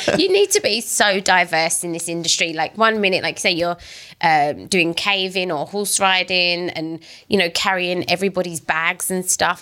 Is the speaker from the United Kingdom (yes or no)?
yes; United Kingdom; moved away; I'm British